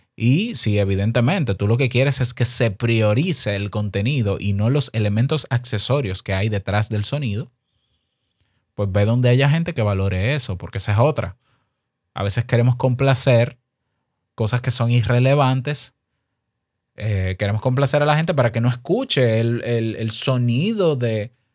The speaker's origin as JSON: {"language": "Spanish", "country": "Dominican Republic", "said": "Incluso en mi país te exigen carnet de locutor"}